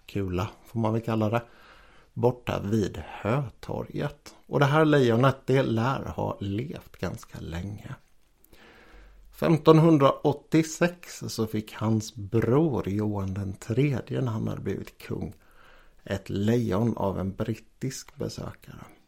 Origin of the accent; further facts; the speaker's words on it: Jönköping, Jönköping County, Sweden; här i mina hemtrakter kring Jönköping